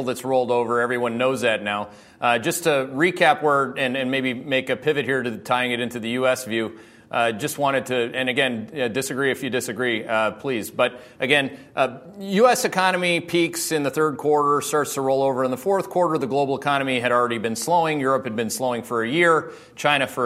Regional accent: Canada; now in United States; I'm a Canadian

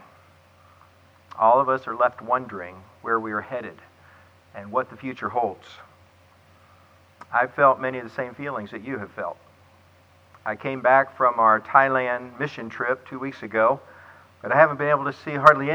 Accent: Clearwater, Florida, United States; Clearwater, Florida, my hometown

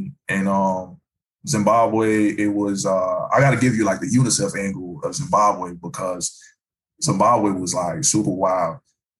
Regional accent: Ghana; So the thing is, I came from Ghana where they were using the CD.

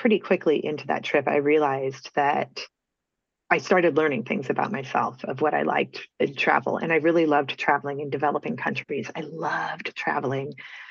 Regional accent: Peoria, Illinois, United States; moved away as an adult; also born or lived in Nebraska; I grew up in Peoria, Illinois

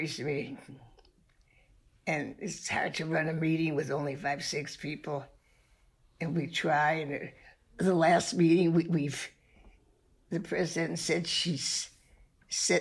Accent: Cleveland, Ohio, United States; I lived right near Glenville High School. That's where I lived with my grandmother

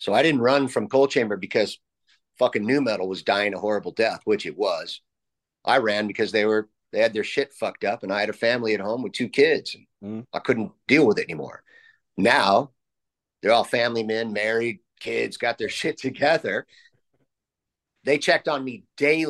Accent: San Juan Capistrano, California, United States; I was raised in San Juan Capistrano

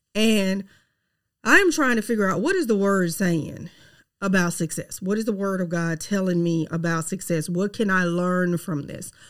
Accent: Mississippi, United States; accent: Southern twang; I am from Mississippi, okay? Yes, I have a Southern twang.

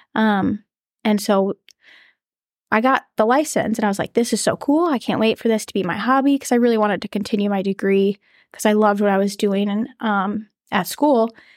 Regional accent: Hastings, Minnesota, United States; I am from Hastings, Minnesota, so it's forty-five minute drive from here, southeast

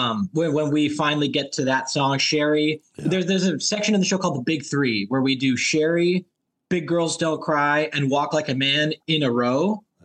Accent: Los Angeles, California, United States; I'm from Los Angeles.

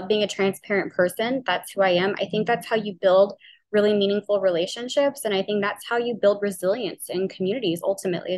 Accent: New Orleans, Louisiana, United States; I'm from New Orleans. We say oil really, really weird.

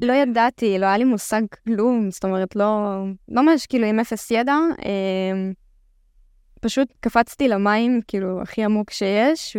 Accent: the Krayot, Haifa District, Israel; אני בת 26, uh, מהקריות

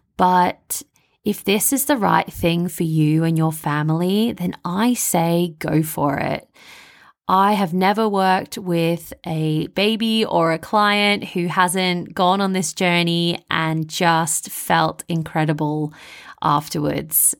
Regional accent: Melbourne, Victoria, Australia; accent: Bogan; moved away as an adult; now in London, United Kingdom; I'm originally from Melbourne, Australia, which you can probably hear in my Bogan accent.

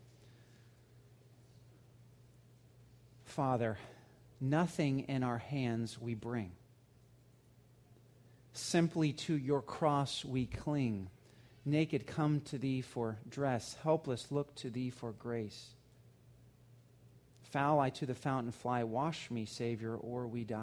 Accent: Georgia, United States; When I was a kid growing up in Georgia

